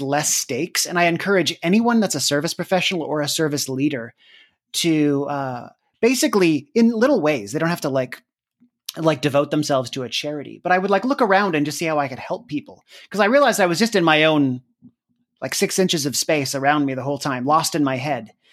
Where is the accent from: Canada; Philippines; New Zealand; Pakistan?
Canada; moved away as an adult; also born or lived in United States; I'm Canadian